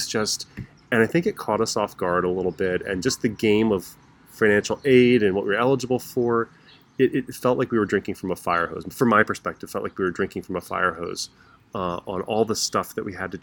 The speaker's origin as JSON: {"language": "English", "region": "rural Maryland outside Baltimore", "country": "United States", "tie": "born or raised there", "also_born_or_lived": "El Paso, Texas", "moved": "as an adult", "said": "I grew up in the Baltimore area, although Baltimore people would say I'm from, you know, the rural county areas. So we lived in kind of a rural part of Maryland outside of Baltimore."}